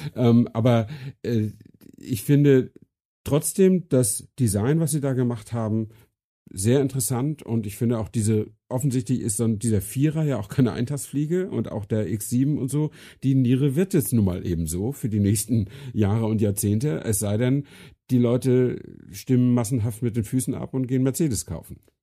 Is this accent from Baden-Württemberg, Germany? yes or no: no; Flensburg, Schleswig-Holstein, Germany; moved away; meiner Heimatstadt Flensburg